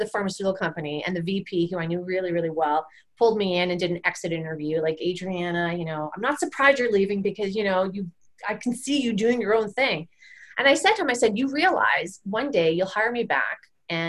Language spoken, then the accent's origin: English; Canada; I'm a Canadian, we're a Canadian company